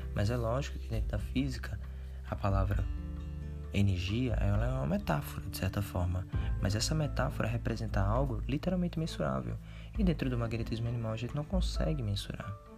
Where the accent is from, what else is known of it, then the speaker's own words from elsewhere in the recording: Paraíba, Brazil; eu sou da Paraíba